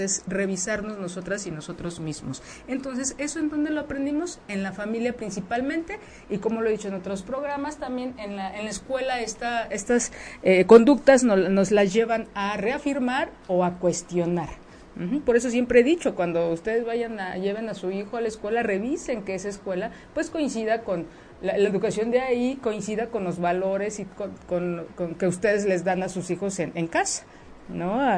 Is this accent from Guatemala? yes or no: no; Mexico; eso es parte de nuestra cultura como mexicanos, como mexicanas